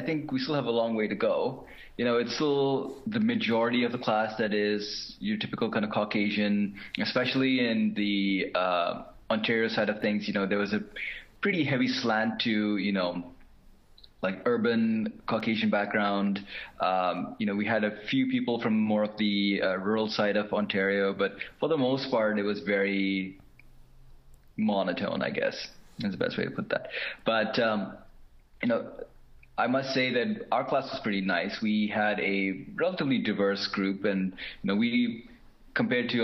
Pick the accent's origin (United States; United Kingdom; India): India; also born or lived in Asia; now in Canada; growing up in India and other parts of Asia